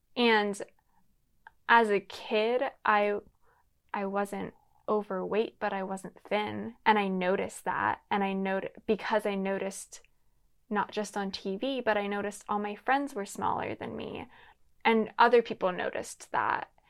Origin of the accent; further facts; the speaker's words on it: Lancaster, Pennsylvania, United States; now in Los Angeles, United States; I'm originally from Pennsylvania, Lancaster, Pennsylvania.